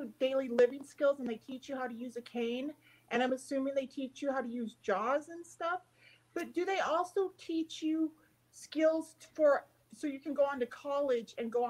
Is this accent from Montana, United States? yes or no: yes; North Central Montana, United States; I actually grew up close to Canada. I grew up on the High Line on Highway 2 in North Central Montana, just 99 miles south of the Canadian border.